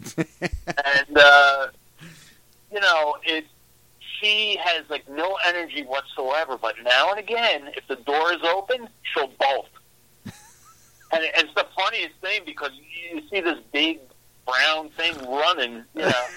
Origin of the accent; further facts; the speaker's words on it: New York City, New York, United States; also born or lived in Long Island, New York; now in Midwest, United States; I'm just a humble guy from New York, Born and raised in Brooklyn, lived on Long Island